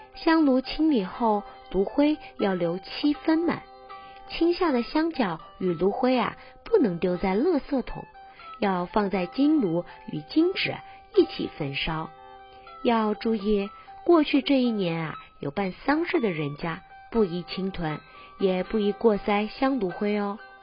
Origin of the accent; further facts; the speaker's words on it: Hunan, China; now in Taiwan; 祭拜灶神啊，在我们湖南老家可是很重要的。 记得小时候妈妈都会说